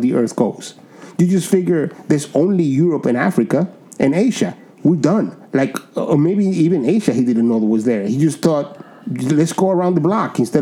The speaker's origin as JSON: {"language": "English", "country": "Dominican Republic", "tie": "born or raised there", "said": "I was born in Dominican Republic"}